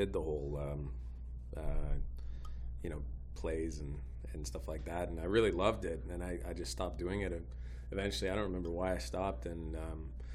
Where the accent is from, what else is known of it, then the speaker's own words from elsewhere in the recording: Port Perry, Ontario, Canada; moved away as an adult; also born or lived in Toronto; now in Oshawa, Canada; I grew up in Port Perry